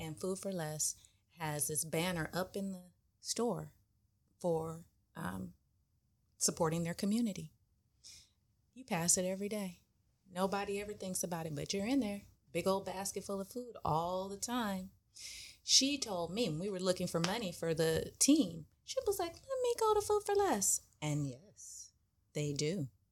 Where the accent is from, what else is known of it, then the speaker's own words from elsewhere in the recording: Inglewood, California, United States; I grew up in Inglewood